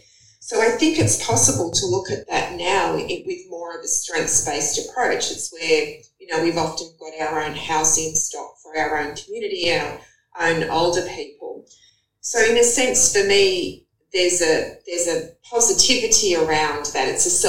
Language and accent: English; Sydney, New South Wales, Australia; also born or lived in Cooma, New South Wales / Norfolk Island; I grew up in the Sutherland Shire, but my father was very connected with the Redfern community. So I spent a lot of time there and would stay with friends of the family there. I live right in the city now